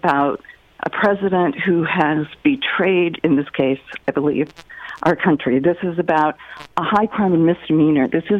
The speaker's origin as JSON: {"language": "English", "town": "Scottsdale", "region": "Arizona", "country": "United States", "tie": "born or raised there", "moved": "yes", "lives_now": "Forest Lake, Minnesota, United States", "said": "I grew up in Scottsdale."}